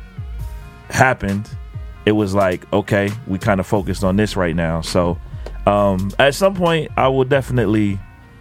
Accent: Ohio, United States; also born or lived in New York / New Jersey; now in North Carolina, United States; I'm from Ohio originally

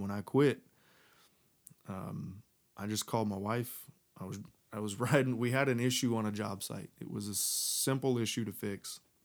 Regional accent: Texas, United States; moved away as an adult; now in North Carolina, United States; I was living in Texas, um, where I was raised

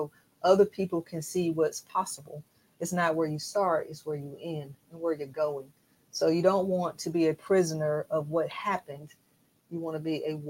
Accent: Alabama, United States; moved away as an adult; also born or lived in West Coast / Virginia; now in Atlanta, United States; I was raised in Alabama

